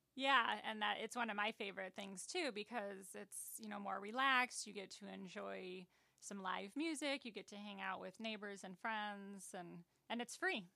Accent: Aurora, Illinois, United States; also born or lived in Boulder Hill; I am from Aurora.

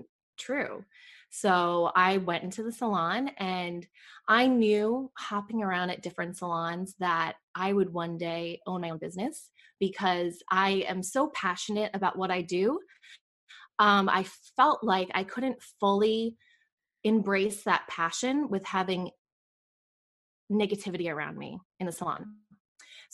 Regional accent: New York, United States; moved away as an adult; also born or lived in Boca Raton, Florida; now in Raleigh, United States; I grew up in New York. And I think it's so funny when people say, where are you from? You know, because when you move a lot, it's like, okay, where's my home base? New York is my home base. That's where I was born and raised.

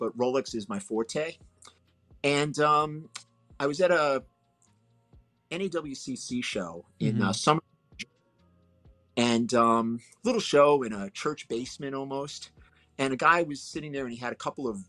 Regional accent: New York City, New York, United States; I grew up in Brooklyn, New York

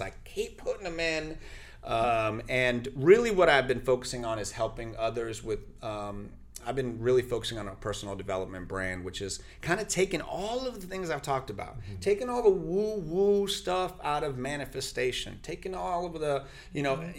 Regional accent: Central Florida, United States; first language Spanish; English is a second language; also born or lived in New York; We only spoke Spanish. It was 1986 in Florida

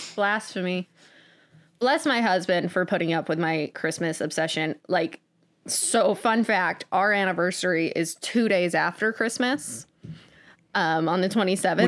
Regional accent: United States; I am an American who was born in the nineties

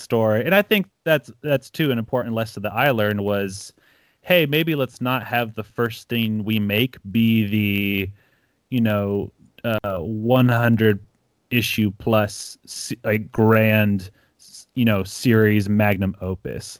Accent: Ecuador; moved away; I grew up in Ecuador

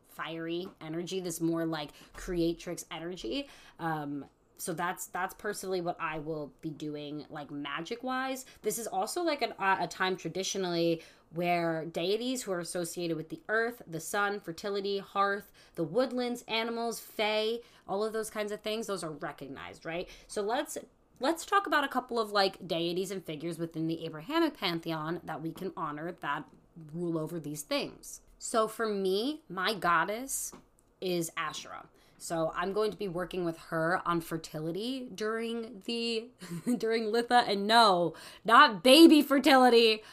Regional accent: New York, United States; I'm a New Yorker

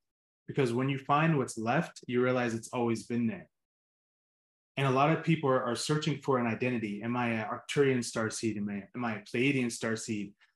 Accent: Pittsburgh, Pennsylvania, United States; I grew up in Pittsburgh

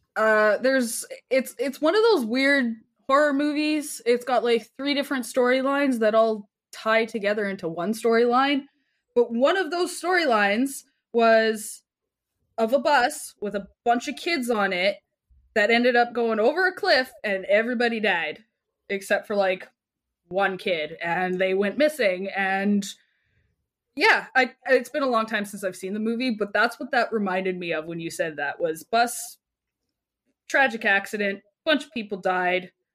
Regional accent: Canada; I'm Canadian still

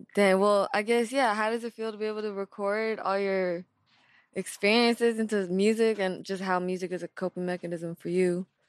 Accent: West Coast, United States; I'm from the West Coast

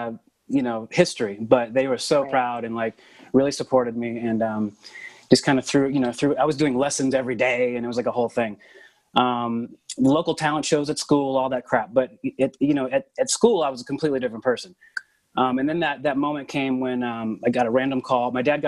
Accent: Oklahoma City, Oklahoma, United States; I hail from Oklahoma City. And I come from kind of a long line of like preachers and farmers.

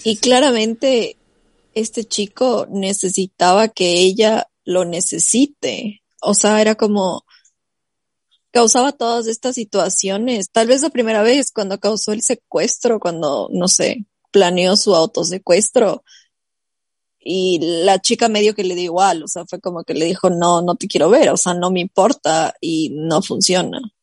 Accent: Ecuador; now in United States

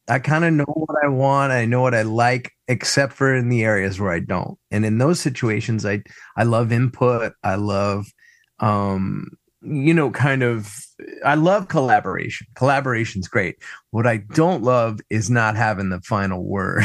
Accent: Philadelphia, Pennsylvania, United States; I grew up in Roxborough

